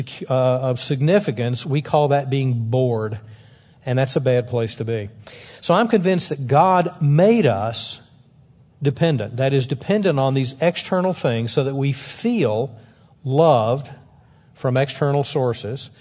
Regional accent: the South, United States; I'm from the South

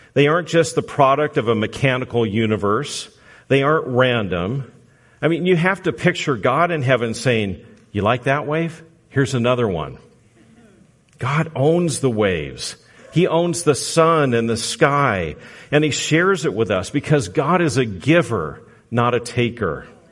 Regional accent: Southern California, United States; moved away; I'm from Southern California

